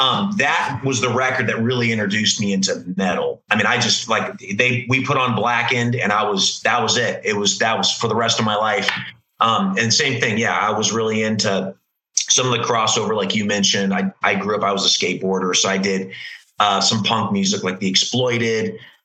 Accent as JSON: {"language": "English", "region": "California", "country": "United States", "tie": "born or raised there", "said": "So growing up in California, you know, you had a huge Christian metal scene there."}